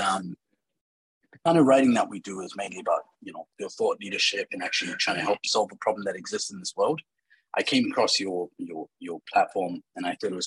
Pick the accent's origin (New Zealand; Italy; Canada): New Zealand; now in Dubai, United Arab Emirates; I have been born in Dubai and I grew up in New Zealand